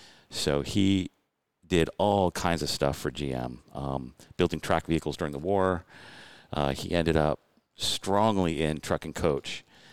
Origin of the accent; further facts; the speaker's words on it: Detroit, Michigan, United States; moved away; I was born in Detroit, north of Detroit